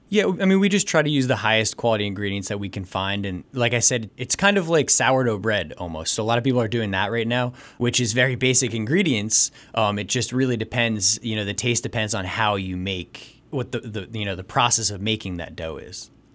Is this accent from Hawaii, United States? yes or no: no; New Jersey, United States; moved away as an adult; also born or lived in Santiago, Chile; now in Jim Thorpe, United States; I'm actually from New Jersey